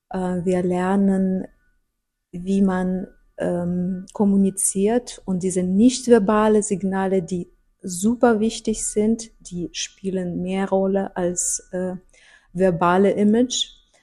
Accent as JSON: {"language": "German", "country": "Russia", "second_language": "German", "said": "ich komme aus Russland und ich habe viel erlebt äh, und natürlich, wir haben das damals in Sowjetunion waren wir nicht so"}